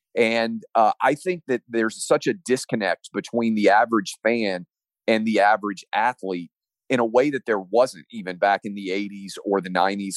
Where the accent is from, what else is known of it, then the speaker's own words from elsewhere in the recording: Tennessee, United States; I'm from Tennessee like Al Gore was.